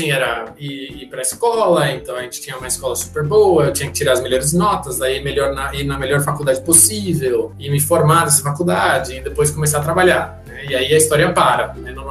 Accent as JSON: {"language": "Portuguese", "country": "Panama", "lives_now": "Brazil", "said": "Eu sou do Panamá, sou panamenho, minha mãe é panamenha, meu pai é panamenho, não sou"}